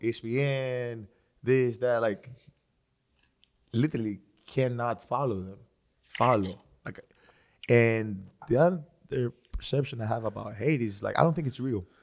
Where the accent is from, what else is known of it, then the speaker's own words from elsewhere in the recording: Greece; moved away; I was born and raised in Greece